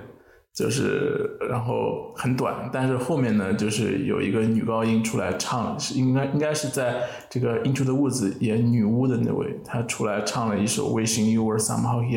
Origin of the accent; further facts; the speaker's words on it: Shanghai, China; 就我听到上海这个词，因为我是上海人，所以听到上海这个词还蛮一惊的啊！